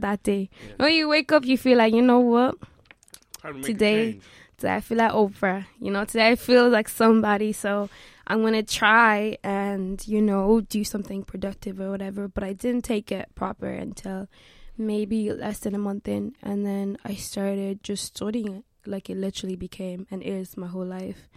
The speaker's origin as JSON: {"language": "English", "town": "Limerick", "region": "Munster", "country": "Ireland", "tie": "born or raised there", "also_born_or_lived": "South Africa", "moved": "yes", "lives_now": "Dublin, Ireland", "said": "I live in Dublin, but my whole family live in Limerick. Uh, that's kind of where I was raised. However, I was born in South Africa"}